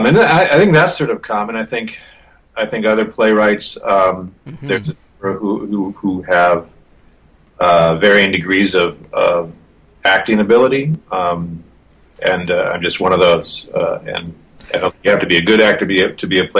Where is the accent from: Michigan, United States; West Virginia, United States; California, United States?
Michigan, United States; now in Chicago, United States; I grew up in Michigan, child of the 70s